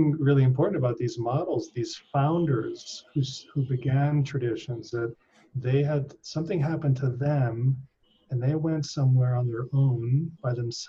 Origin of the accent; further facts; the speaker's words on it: Philippines; also born or lived in Hong Kong; So I grew up in Asia. I was in the Philippines when that happened, and I was in the Philippines for most of my childhood. Then Hong Kong, and we visited Thailand, Japan.